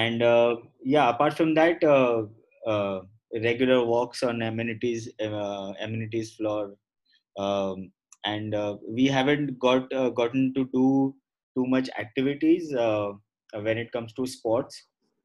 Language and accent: English; Mumbai, Maharashtra, India; Born and brought up in Mumbai